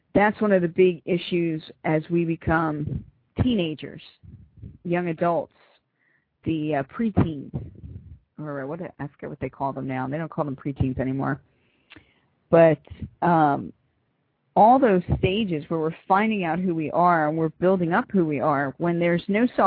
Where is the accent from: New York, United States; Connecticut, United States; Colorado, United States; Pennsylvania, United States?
Pennsylvania, United States; Philadelphia; I'm from Philly.